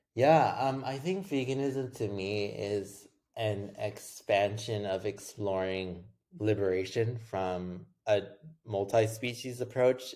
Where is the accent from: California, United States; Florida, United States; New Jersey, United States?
California, United States; Los Angeles; I grew up in Los Angeles